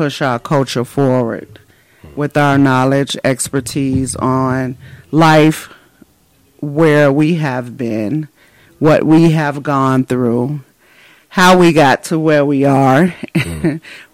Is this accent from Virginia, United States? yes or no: no; Chicago, Illinois, United States; moved away as an adult; also born or lived in Japan / Germany; now in California, United States; We're from Chicago. We're both from Chicago, born and raised